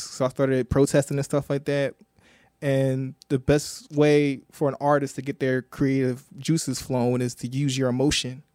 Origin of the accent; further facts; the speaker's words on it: Philadelphia, Pennsylvania, United States; We're all born and raised in Philly.